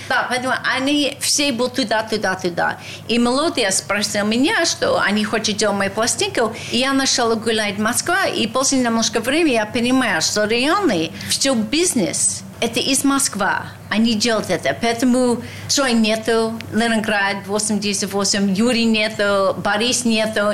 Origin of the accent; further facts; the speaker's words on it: United States; Russian is a second language; moved away as an adult; also born or lived in Russia; Я была молодой американка